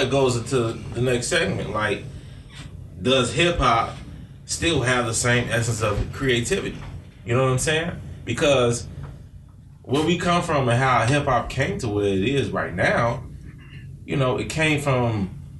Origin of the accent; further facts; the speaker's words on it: Chicago, Illinois, United States; I'm from Chicago